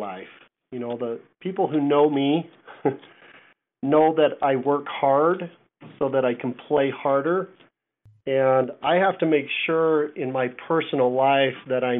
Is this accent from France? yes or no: no; Ogden, Utah, United States; moved away as an adult; also born or lived in Virginia; now in Prescott, United States; Grew up in Ogden, Utah